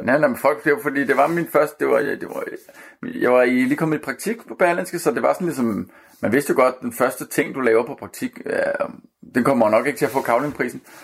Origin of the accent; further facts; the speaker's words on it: Copenhagen, Capital Region of Denmark, Denmark; jeg er født og opvokset på Amager